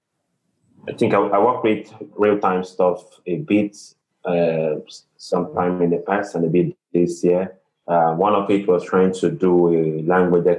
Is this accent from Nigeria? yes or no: yes; Nigeria; from Nigeria